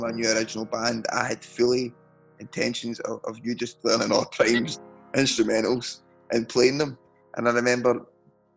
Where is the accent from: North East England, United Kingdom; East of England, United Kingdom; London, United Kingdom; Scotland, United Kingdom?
Scotland, United Kingdom; accent: Scottish